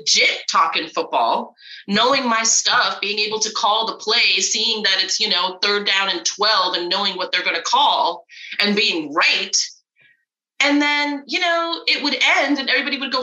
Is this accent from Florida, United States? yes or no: yes; Florida, United States; growing up in Florida